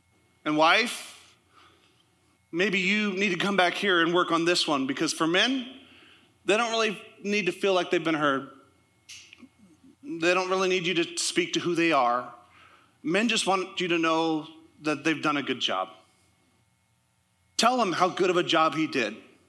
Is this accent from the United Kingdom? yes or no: no; Canada; also born or lived in United States; And I'll say this, I'm Canadian. You don't know how I vote. I'm also American. I have both.